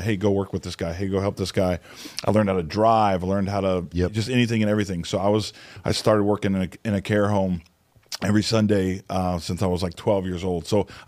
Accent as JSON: {"language": "English", "town": "Cape Girardeau", "region": "Missouri", "country": "United States", "tie": "born or raised there", "said": "I was born actually in the Northwest. I'm sorry, the Midwest. My dad was in school, and my dad was a minister since I was born, and was in seminary, and then moved to Cape Girardeau, Missouri"}